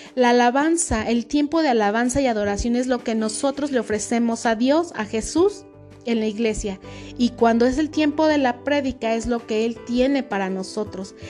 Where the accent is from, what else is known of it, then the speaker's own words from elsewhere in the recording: Mexico; aquí en nuestro país